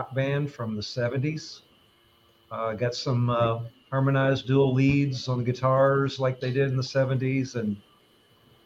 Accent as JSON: {"language": "English", "town": "Louisville", "region": "Kentucky", "country": "United States", "moved": "yes", "lives_now": "Indianapolis area, United States", "said": "I'm originally from the Louisville, Kentucky area"}